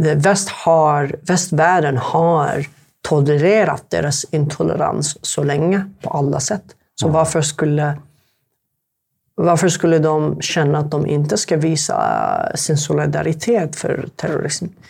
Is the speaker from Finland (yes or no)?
no; Sanaa, Amanat Al Asimah, Yemen; first language Arabic; Swedish is a second language; moved away as an adult; also born or lived in Halmstad, Sweden; now in Sweden; Jag kommer egentligen från Jemen